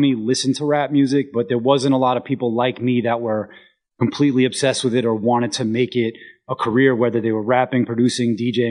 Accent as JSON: {"language": "English", "town": "New York City", "region": "New York", "country": "United States", "tie": "born or raised there", "said": "my hometown scene, and it's still a lot like this to this day, it was a very solitary existence"}